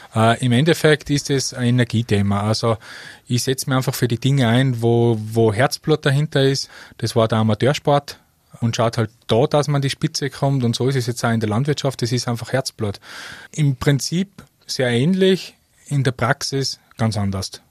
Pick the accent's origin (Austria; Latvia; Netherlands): Austria; Mostviertel, Lower Austria; moved away as an adult; now in Tyrol, Austria; Ich bin stolzer Niederösterreicher aus dem Mostviertel